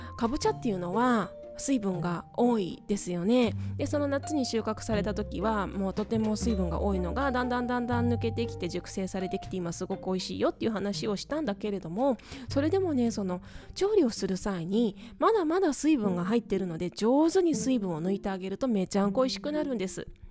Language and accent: Japanese; Tokyo, Japan; moved away as an adult; also born or lived in Hong Kong; now in Okayama, Japan; 私、東京出身なんですね